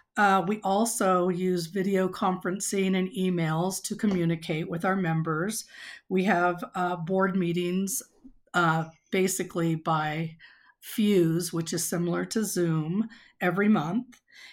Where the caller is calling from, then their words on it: Cora, Wyoming, United States; I'm currently the president of Rotary E-Club of the Southwest USA. I am calling in from Cora, Wyoming